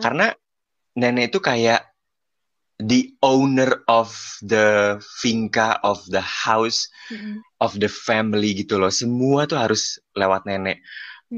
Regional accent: Jakarta, Indonesia; moved away as an adult; now in Colombia; gue aja yang lahir di Jakarta

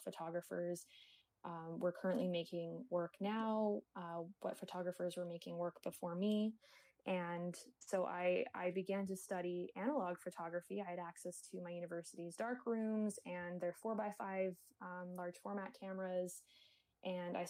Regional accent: Kingston, Ontario, Canada; now in Toronto, Canada; I was born in Kingston, Ontario, which is a few hours away from Toronto.

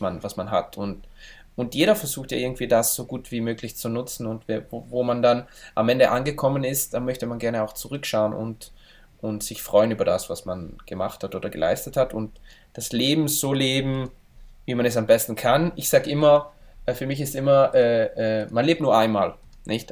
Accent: Val Gardena, South Tyrol, Trentino-Alto Adige, Italy; also born or lived in Brixen, South Tyrol; von wo ich herkomme, in Gröden, im Skigebiet

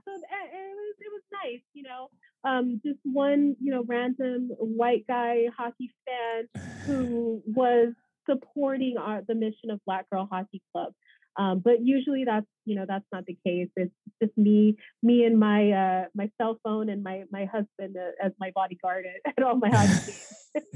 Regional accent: Los Angeles, California, United States; Los Angeles

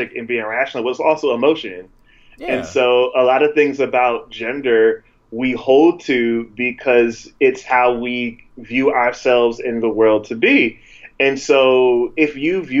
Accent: the Jersey Shore, New Jersey, United States; I'm from New Jersey, by the way, the Jersey Shore

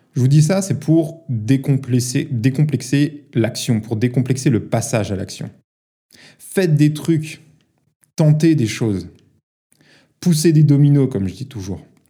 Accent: Paris, Île-de-France, France; j'ai grandi à Paris

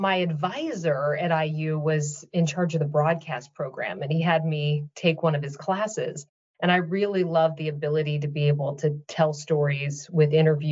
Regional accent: Lafayette, Indiana, United States; now in Minnesota, United States; I grew up in rural Indiana, in Lafayette, Indiana, in the shadow of Purdue University.

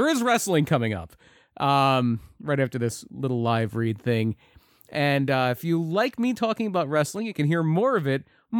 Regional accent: right outside of Philly, Pennsylvania, United States; I'm from right outside of Philly

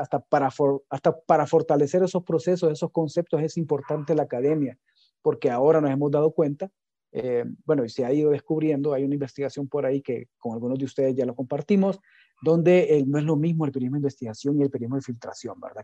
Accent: Honduras; Nuestras capacidades, nuestras competencias digitales como hondureños son bien bajas

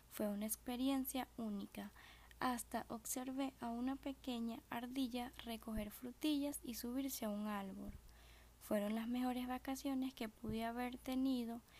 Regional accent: Venezuela; rodeado de tanta hermosura como lo es mi tierra Venezuel

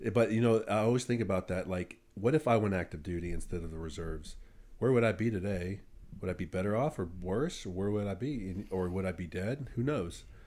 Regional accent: Brentwood, United States; I was from Brentwood

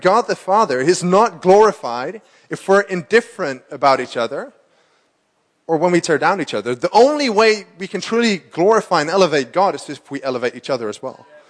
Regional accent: Amsterdam, North Holland, Netherlands; I'm from Amsterdam, born and raised.

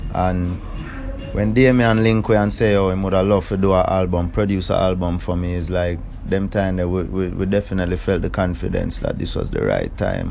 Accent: Kingston, Jamaica; Town man, Kingston.

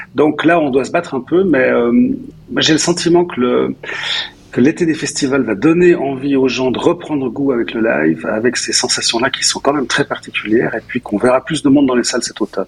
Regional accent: Nyon, Vaud, Switzerland; je suis, nyonnais, euh, je suis donc je suis né à Nyon

